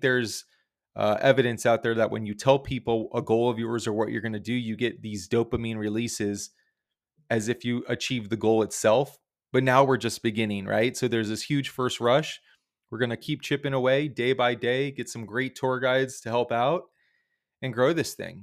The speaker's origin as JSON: {"language": "English", "region": "South Florida", "country": "United States", "said": "we're from South Florida"}